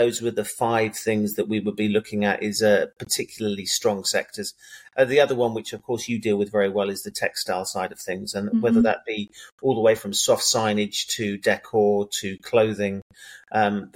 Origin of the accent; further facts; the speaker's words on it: England, United Kingdom; just because I'm English doesn't mean that I have a typical English mentality